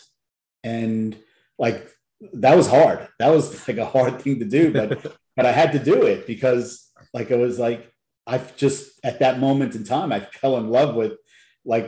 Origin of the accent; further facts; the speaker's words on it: Long Island, New York, United States; moved away as an adult; also born or lived in Louisiana; I grew up in New York, Long Island specifically